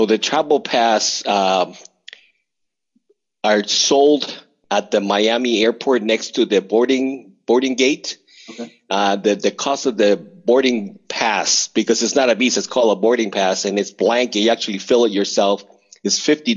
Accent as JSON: {"language": "English", "country": "Mexico", "tie": "born or raised there", "moved": "yes", "lives_now": "United States", "said": "I was born in Mexico"}